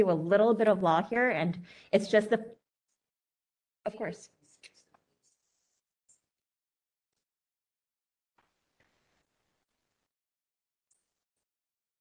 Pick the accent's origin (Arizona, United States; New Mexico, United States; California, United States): California, United States; San Francisco; I was born here in San Francisco, and until age 10, I was raised in the Excelsior District.